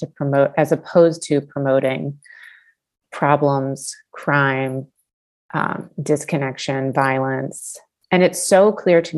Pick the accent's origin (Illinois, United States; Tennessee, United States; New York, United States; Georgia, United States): Georgia, United States; Atlanta; I grew up in Atlanta, and we would go see the Atlanta Braves